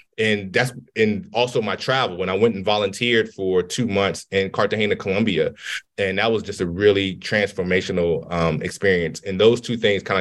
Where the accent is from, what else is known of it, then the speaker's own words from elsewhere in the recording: D.C. area, Maryland, United States; I grew up in Maryland, D.C. area.